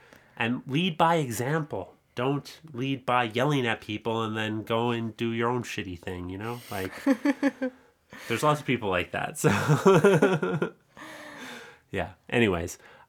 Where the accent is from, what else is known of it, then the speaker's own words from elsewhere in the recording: Canada; I am from Canada. I was born here.